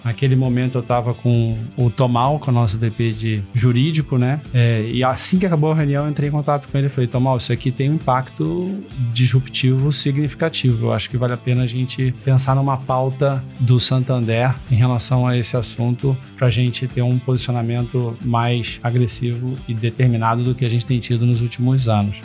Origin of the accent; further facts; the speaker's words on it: Rio de Janeiro, Brazil; Eu sou carioca, né? Nascido e criado no, no Rio de Janeiro